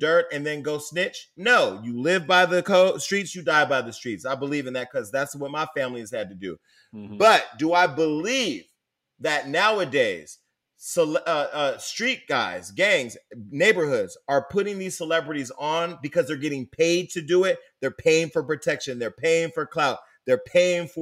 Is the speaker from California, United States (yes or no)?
yes; Stockton, California, United States; I come from Stockton.